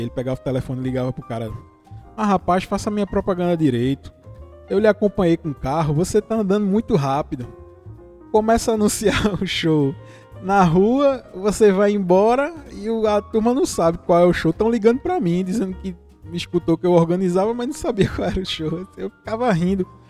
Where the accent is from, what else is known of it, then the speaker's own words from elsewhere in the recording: Vitória de Santo Antão, Pernambuco, Brazil; Eu sou do interior de Pernambuco. Eu sou de uma cidade que se chama Vitória de Santo Antão